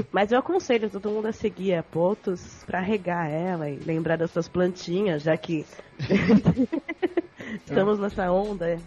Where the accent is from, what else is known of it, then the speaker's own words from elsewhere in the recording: São Paulo, Brazil; now in Europe; Eu sou paulista